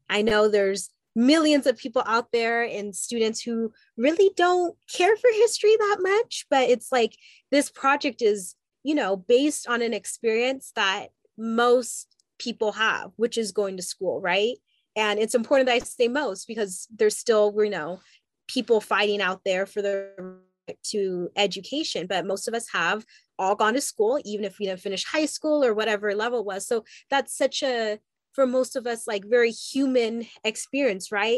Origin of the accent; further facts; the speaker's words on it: Southern California, United States; also born or lived in Haiti; I w- have grown up and lived for most of my life in Southern California.